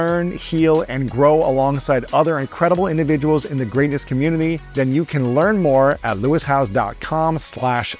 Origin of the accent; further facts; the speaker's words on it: Columbus, Ohio, United States; in my hometown of Columbus, Ohio